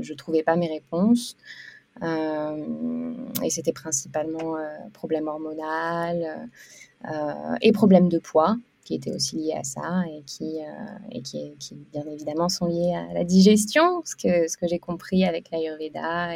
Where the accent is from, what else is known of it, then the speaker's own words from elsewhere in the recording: France; moved away as an adult; also born or lived in Lille / Canada / Australia / India; now in Bali, Indonesia; suis française à l'origine, mais je suis, euh, je, suis, je suis une grande voyageuse